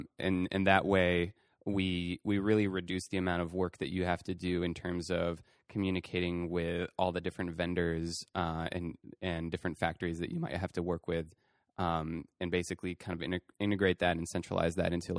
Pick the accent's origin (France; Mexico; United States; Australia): France; I think you know when I was growing up in France.